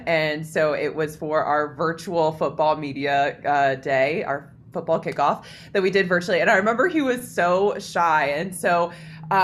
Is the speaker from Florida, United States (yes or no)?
yes; South Florida, United States; moved away as an adult; now in Salt Lake City, United States; So I'm originally from South Florida, but out here living in Salt Lake City, Utah now.